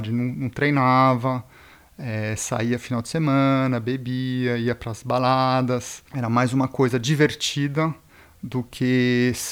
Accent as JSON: {"language": "Portuguese", "country": "Brazil", "tie": "born there", "also_born_or_lived": "Switzerland", "said": "eu sou suíço-brasileiro, nasci aqui no Brasil e morei mais de 20 anos na Suíça."}